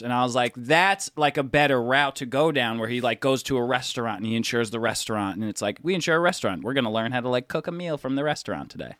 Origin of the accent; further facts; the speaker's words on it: New York City, New York, United States; We're from New York